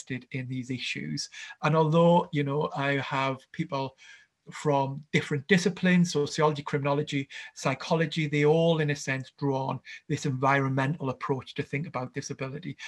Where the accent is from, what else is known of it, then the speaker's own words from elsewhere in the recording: Gateshead, North East England, United Kingdom; I grew up in a town called Gateshead, which is just next to Newcastle.